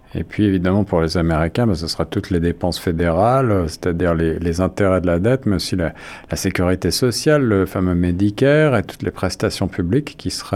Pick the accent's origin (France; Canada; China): Canada; chez nous, au Canada